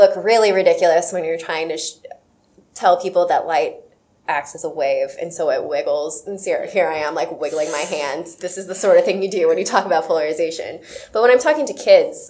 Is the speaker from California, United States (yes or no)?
no; Sierra Vista, Arizona, United States; I grew up in Sierra Vista, which is pretty close to Tucson